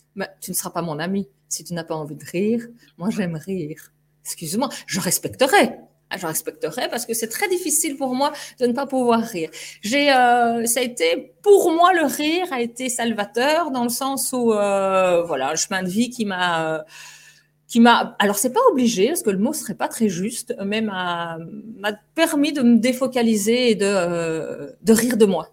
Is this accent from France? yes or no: no; Belgium; notre drapeau belge